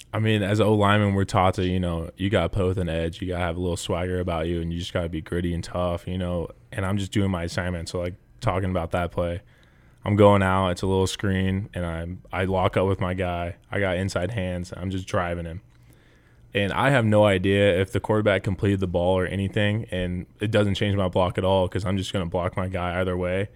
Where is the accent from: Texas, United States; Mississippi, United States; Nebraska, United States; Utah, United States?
Nebraska, United States; growing up in Nebraska, like, there's, there's no other team you root for